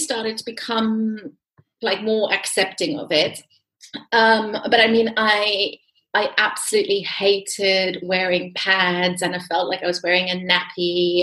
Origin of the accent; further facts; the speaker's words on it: South Africa; I'm from South Africa